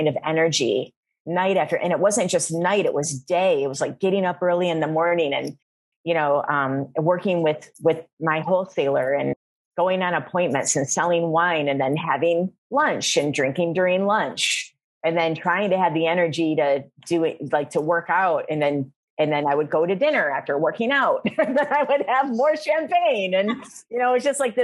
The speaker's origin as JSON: {"language": "English", "town": "Flint", "region": "Michigan", "country": "United States", "tie": "born or raised there", "also_born_or_lived": "New York / Miami", "moved": "as an adult", "said": "I'm born and raised in Flint, Michigan."}